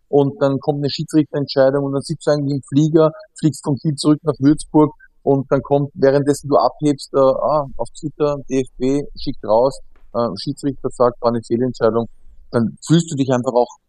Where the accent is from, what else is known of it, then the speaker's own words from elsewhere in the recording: Austria; Ich muss ja gestehen, ähm, ich, bei uns in Österreich gibt's ja das Bundesheer